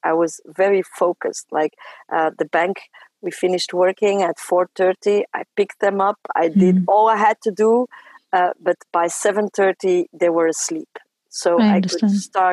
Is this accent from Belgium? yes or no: yes; Belgium; first language French; English is a second language; I come from a family who were migrants in Belgium. Mm-hmm. So I grew up speaking French